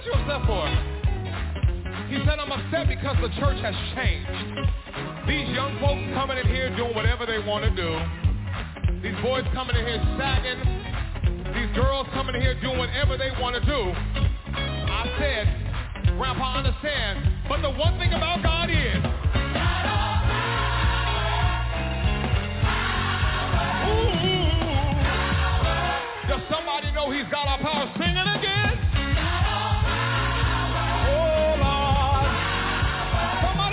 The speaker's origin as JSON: {"language": "English", "town": "Bakersfield", "region": "California", "country": "United States", "moved": "yes", "lives_now": "Los Angeles, United States", "said": "I'm a boy from Bakersfield, California"}